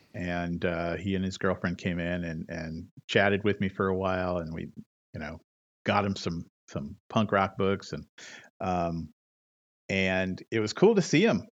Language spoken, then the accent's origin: English; Modesto, California, United States; my hometown of Modesto, mm. California